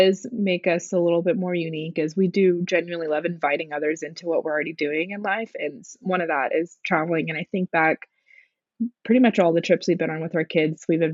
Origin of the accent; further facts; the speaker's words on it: Houston, Texas, United States; now in Austin, United States; growing up in Houston